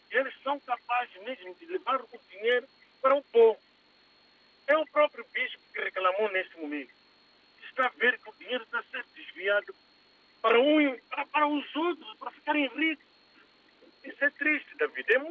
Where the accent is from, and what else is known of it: Mozambique; now in Portugal